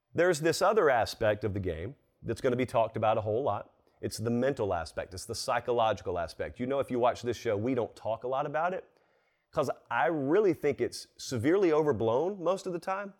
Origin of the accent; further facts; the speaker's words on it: about fifteen minutes north of Columbus, Georgia, United States; moved away; I grew up about fifteen minutes north of Columbus and Forts in Georgia